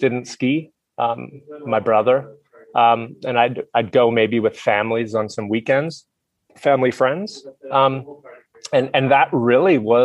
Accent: Halifax, Nova Scotia, Canada; moved away as an adult; also born or lived in Whistler, Canada; now in Jindabyne, Australia; I grew up in Canada. I actually grew up on the East Coast, right on the Atlantic Ocean, in a small city called Halifax.

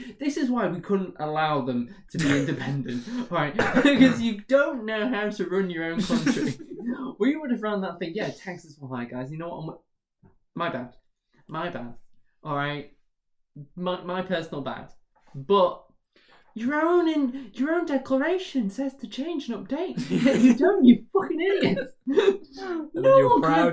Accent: the north of England, United Kingdom; As a Northerner

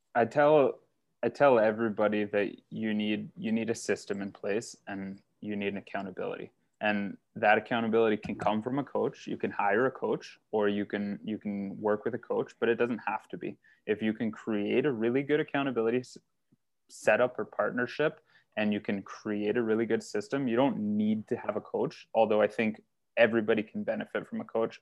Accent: North Bay, Ontario, Canada; moved away as an adult; also born or lived in Timmins; now in Barrie, Canada; I was born and raised in North Bay

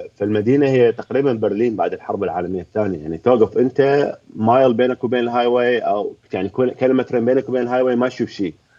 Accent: Baghdad, Baghdad Governorate, Iraq; انا هم من بغداد ابوي من الرمادي

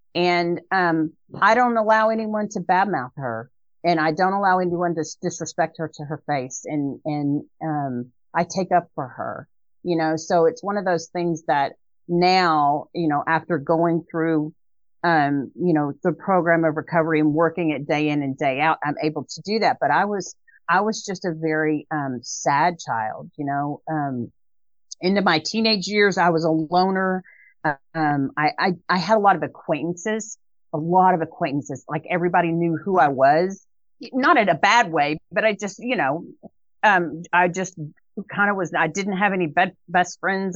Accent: Dallas, Texas, United States; now in Waco, United States; we lived in a North Dallas area

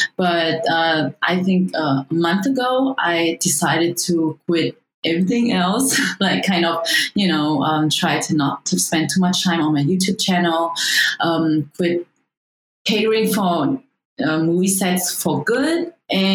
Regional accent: Germany; moved away as an adult; also born or lived in Vietnam; now in Los Angeles, United States; I was born in Vietnam. I grew up in Germany. I came to LA in 2015, so not long time ago.

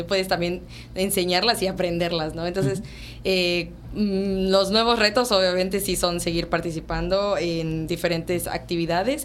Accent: Yucatán, Mexico; como mexicano y como yucateco, que aparte nosotros somos muy tradicionales

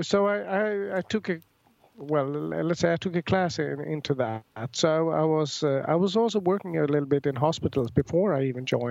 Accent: Stockholm, Stockholm County, Sweden; I'm from Stockholm, Sweden, born here

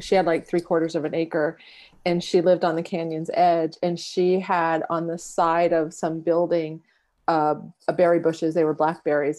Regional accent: San Diego, California, United States; so I grew up in San Diego, and my childhood home was in College Grove

